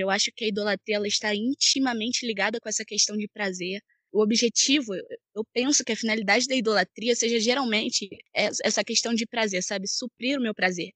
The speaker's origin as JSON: {"language": "Portuguese", "town": "Teresópolis", "region": "Rio de Janeiro", "country": "Brazil", "said": "sou de Teresópolis, Rio de Janeiro"}